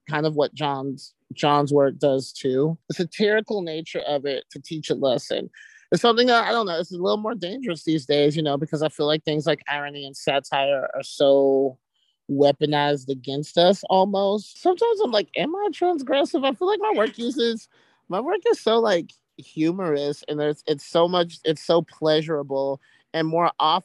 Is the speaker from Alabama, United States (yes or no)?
yes; Alabama, United States; moved away; I'm from Alabama